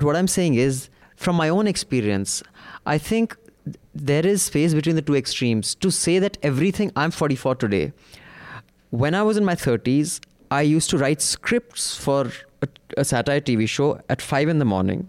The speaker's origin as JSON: {"language": "English", "town": "Mangalore", "region": "Karnataka", "country": "India", "said": "Now reading this, you're more likely to make an assumption that I'm North Indian. My name shall reimpose the stereotype, but I'm a humble South Indian from Mangalore."}